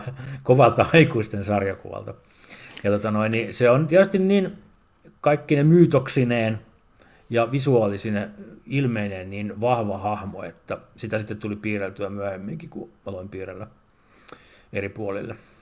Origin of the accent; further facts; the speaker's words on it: Porvoo, Uusimaa, Finland; olen porvoolainen setämies